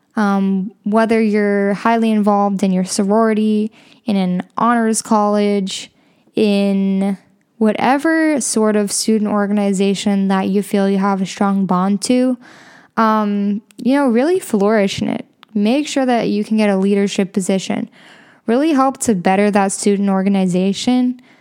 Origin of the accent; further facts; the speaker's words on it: Chicago, Illinois, United States; I'm from Chicago